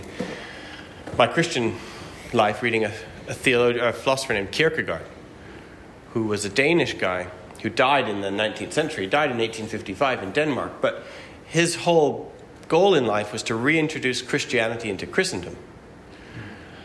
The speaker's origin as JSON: {"language": "English", "region": "Alberta", "country": "Canada", "tie": "born or raised there", "said": "I grew up in Bible Belt, Alberta"}